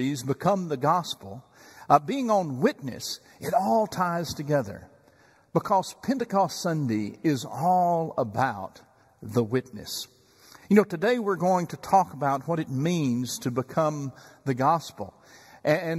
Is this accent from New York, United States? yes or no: no; Chandler, Texas, United States; moved away as an adult; now in Dallas-Fort Worth, United States; I remember being a bat boy before Little League in Chandler, Texas, back in my hometown.